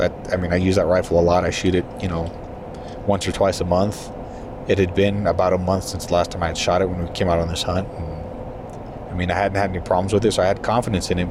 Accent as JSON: {"language": "English", "region": "southern New Mexico", "country": "United States", "said": "being from there"}